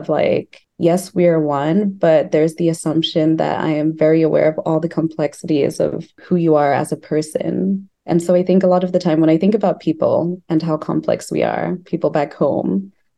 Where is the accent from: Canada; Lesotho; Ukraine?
Lesotho; also born or lived in Bloemfontein, Free State, South Africa; now in Chicago, United States; I was born in Bloemfontein, which is in the Orange Free State in South Africa. But I grew up in Lesotho, which is a country that's totally landlocked by South Africa.